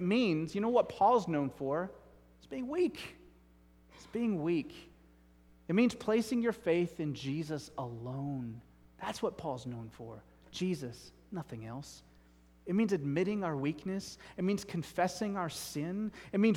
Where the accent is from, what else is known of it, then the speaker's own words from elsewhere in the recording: United States; I'm an American